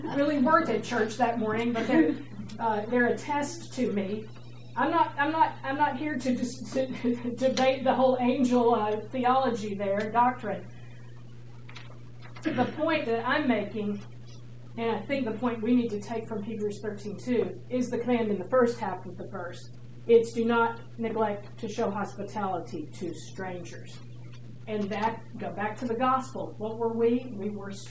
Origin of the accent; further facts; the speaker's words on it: Georgia, United States; now in New York, United States; I'm from Georgia